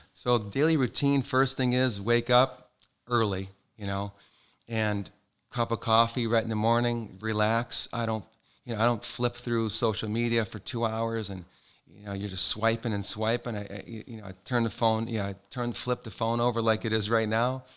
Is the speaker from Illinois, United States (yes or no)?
yes; Calumet City, Illinois, United States; also born or lived in East Side, Chicago, Illinois; now in Naples, United States; I was born and raised in Calumet City, Illinois